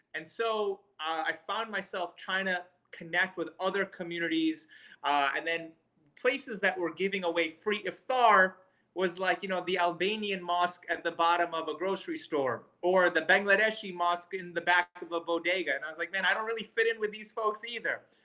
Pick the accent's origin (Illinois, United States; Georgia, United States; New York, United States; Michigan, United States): New York, United States; New York City; moved away; also born or lived in Fayetteville, North Carolina; I grew up in Queens, New York. I spent a good portion of my childhood uh, out there